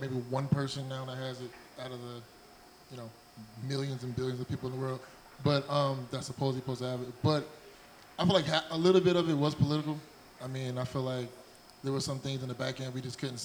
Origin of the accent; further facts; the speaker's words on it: New Jersey, United States; now in Houston, United States; I'm from Jersey